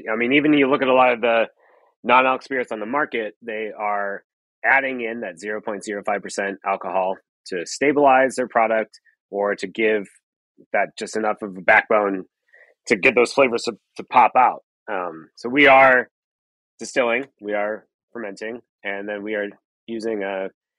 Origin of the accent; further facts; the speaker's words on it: Canada; now in Seattle, United States; Being Canadian